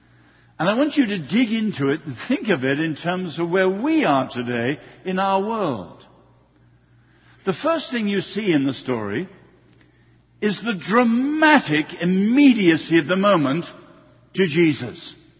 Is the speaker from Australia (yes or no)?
no; China; born there; I was born in China and I love the Greeks and the Romans